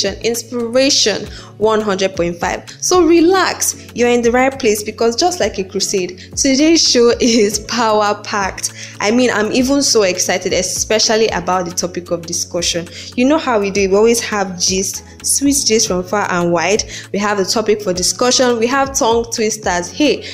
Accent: Nigeria; as Nigerian students

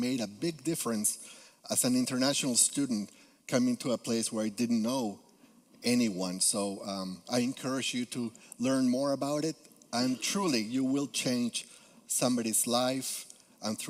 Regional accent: Peru; English is a second language; moved away as an adult; also born or lived in Guatemala; now in Capital Region, New York, United States; I am originally from Peru, so you may detect a little accent

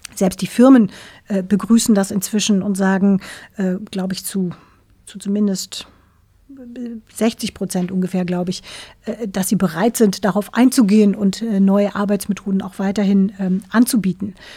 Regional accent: Black Forest, Baden-Württemberg, Germany; now in Hamburg, Germany; Ich bin ja Wahlhamburgerin. Ich komme ursprünglich aus dem Schwarzwald, aus einem kleinen Dorf im Schwarzwald

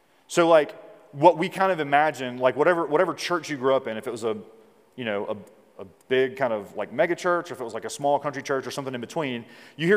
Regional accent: Mississippi, United States; like the Deep South, like I'm from Mississippi

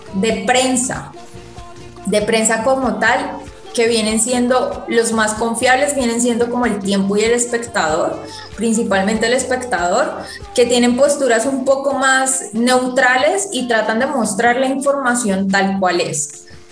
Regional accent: Colombia; nos tienen subyugados como población colombiana

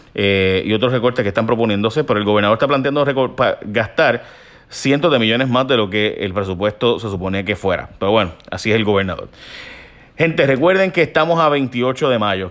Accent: Puerto Rico; mi pueblo donde me crié

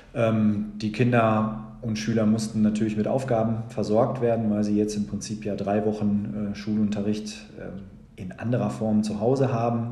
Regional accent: Lüdenscheid, North Rhine-Westphalia, Germany; also born or lived in Bochum; gebürtiger Lüdenscheider. Bin eigentlich nur für das Studium nicht in Lüdenscheid gewesen

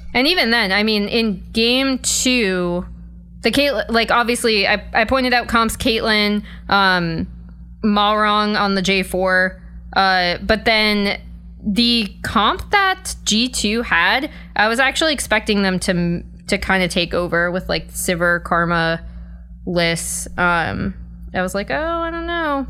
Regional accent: Boston, Massachusetts, United States; now in Los Angeles, United States; I'm from Boston

